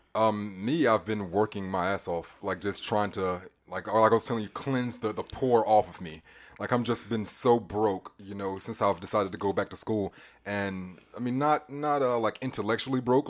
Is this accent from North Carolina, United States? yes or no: yes; Charlotte, North Carolina, United States; also born or lived in California; I was born in Charlotte Presbyterian Hospital up the road